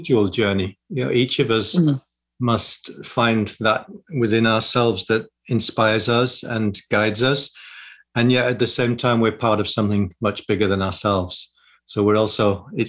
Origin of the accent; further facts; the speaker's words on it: Yorkshire and the Humber, United Kingdom; also born or lived in London; now in Sussex, United Kingdom; I grew up in West Yorkshire in the north of England.